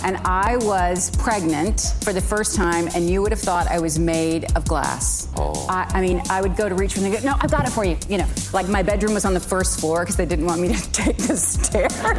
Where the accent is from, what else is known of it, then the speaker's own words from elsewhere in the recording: United Kingdom; I'm British